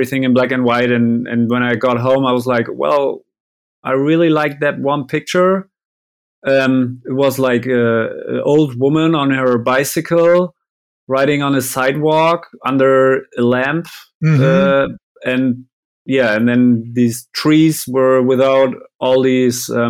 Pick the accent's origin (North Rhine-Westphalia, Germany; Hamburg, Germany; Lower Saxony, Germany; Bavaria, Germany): Lower Saxony, Germany; Vechta; English is a second language; I was stuck in my hometown